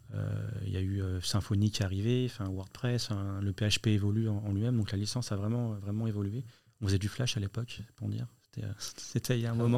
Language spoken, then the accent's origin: French; Lyon, Auvergne-Rhône-Alpes, France; À Lyon. Moi, je suis lyonnais.